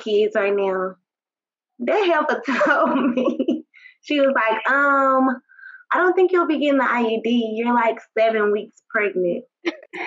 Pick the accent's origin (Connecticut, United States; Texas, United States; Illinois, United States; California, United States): Texas, United States; Tyler; I'm from Tyler. I went to high school with Brandon.